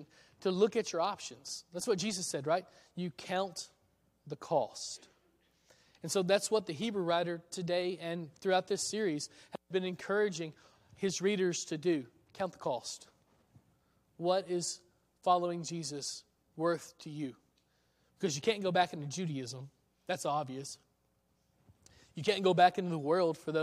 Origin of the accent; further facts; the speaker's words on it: Middle Tennessee, United States; moved away as an adult; I'm from Middle Tennessee